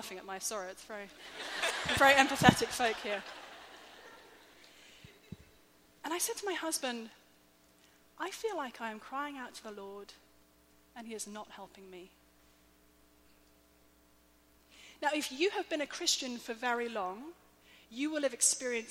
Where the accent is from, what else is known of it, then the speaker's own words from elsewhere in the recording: England, United Kingdom; I'm English